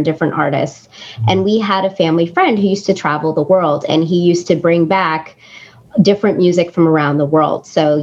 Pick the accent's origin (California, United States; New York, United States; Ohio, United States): California, United States; Claremont; we grew up mostly in Claremont. So I went to high school in Claremont.